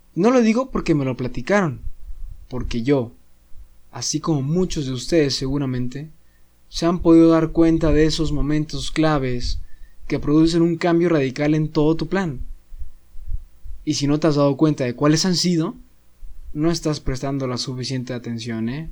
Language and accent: Spanish; Saltillo, Coahuila, Mexico; moved away as an adult; now in Monterrey, Mexico; yo soy foráneo, soy de Saltillo y ahorita pues vivo aquí en Monterrey